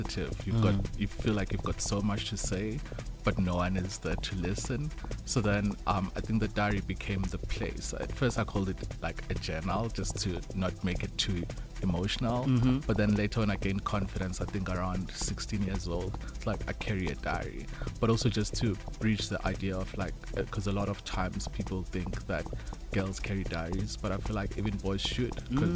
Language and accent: English; Eswatini; growing up in Eswatini